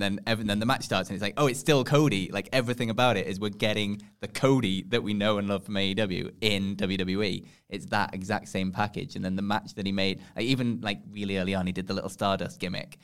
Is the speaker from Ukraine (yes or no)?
no; England, United Kingdom; we're from England